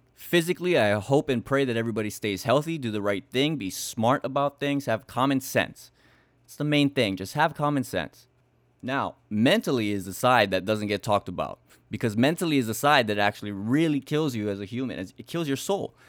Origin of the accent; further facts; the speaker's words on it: Hawaii, United States; growing up in Hawaii is just different